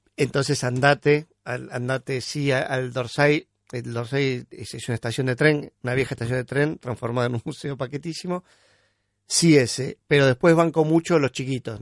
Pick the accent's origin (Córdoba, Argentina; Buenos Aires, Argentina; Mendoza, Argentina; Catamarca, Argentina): Buenos Aires, Argentina; porteño, vengo de la clase media